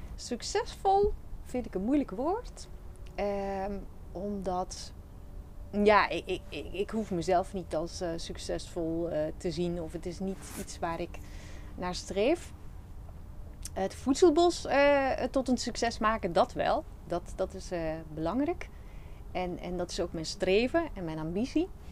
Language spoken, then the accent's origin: Dutch; Flanders, Belgium; accent: Flemish; moved away as an adult; now in Netherlands; heb ik een Vlaamse tongval. ik kom oorspronkelijk uit Vlaanderen, België.